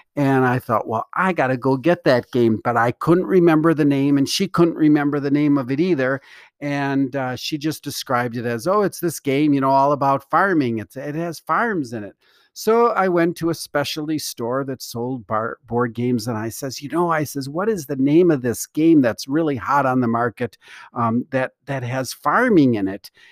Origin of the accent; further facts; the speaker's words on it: Milwaukee, Wisconsin, United States; growing up in Milwaukee, Wisconsin